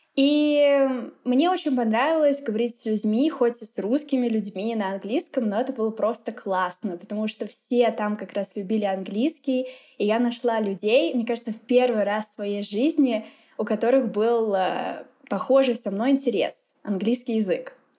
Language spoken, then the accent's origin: Russian; Lipetsk, Lipetsk Oblast, Russia; first language Russian; moved away as an adult; also born or lived in Moscow, Russia; now in Mexico; я из России. Родилась я в маленьком городе, ну как в таком среднем городе, называется он Липецк